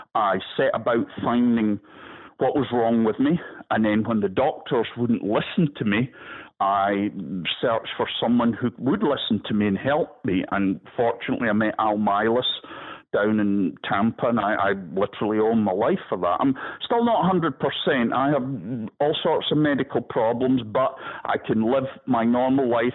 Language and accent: English; Scottish Highlands, Scotland, United Kingdom; moved away as an adult; now in Florida, United States; I'm a Highlander from Scotland, and my people, where I come from, we don't let things break as easily